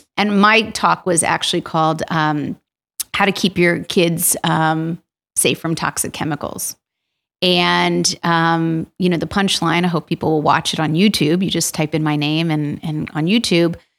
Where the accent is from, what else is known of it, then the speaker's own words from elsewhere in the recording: Yardley, Pennsylvania, United States; also born or lived in Princeton, New Jersey; I grew up in Washington's Crossing in Yardley